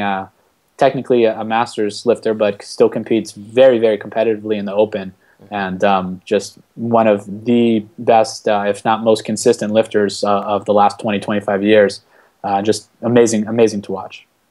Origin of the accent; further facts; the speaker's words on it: Washington, D.C. area, Maryland, United States; moved away as an adult; also born or lived in Ohio / Florida; now in Miami, United States; I'm originally from Maryland uh, in the Washington, D.C. area